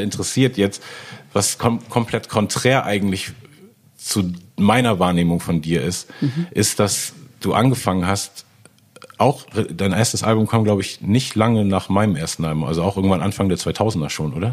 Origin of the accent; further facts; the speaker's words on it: Hamburg, Germany; ich bin ja in Hamburg aufgewachsen, yeah. äh, wie gesagt in Eppendorf